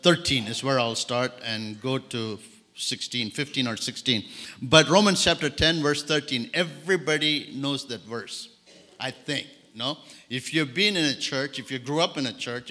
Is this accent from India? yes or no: yes; India; English is a second language; also born or lived in Madagascar; now in France; I grew up in India